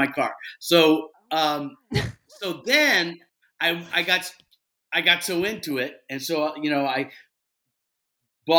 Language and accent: English; South Carolina, United States; moved away; when I was raised in South Carolina